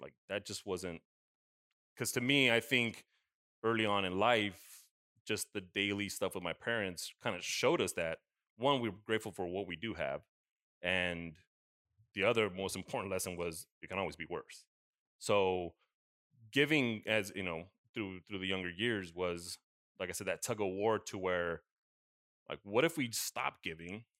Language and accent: English; United States; growing up in the States, it was always, yeah, we visited Mexico, we had family there